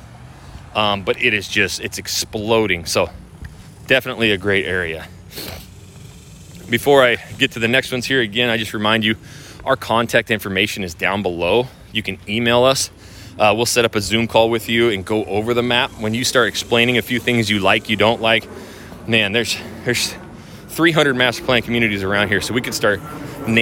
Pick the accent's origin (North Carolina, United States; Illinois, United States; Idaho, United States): Idaho, United States; Coeur d'Alene; now in Houston, United States; I'm from Northwest, from Idaho, from Coeur d'Alene, like just south of the Canadian border